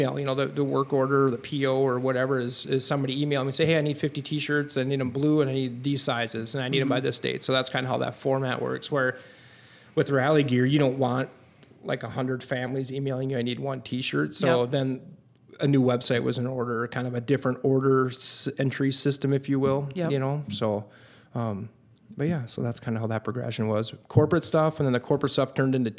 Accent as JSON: {"language": "English", "town": "Buffalo", "region": "Minnesota", "country": "United States", "tie": "born or raised there", "said": "both the wife and I are born and raised in Buffalo."}